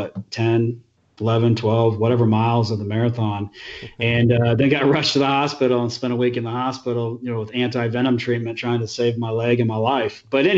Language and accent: English; Midwest, United States; moved away; I'm not from here. I'm from the Midwest.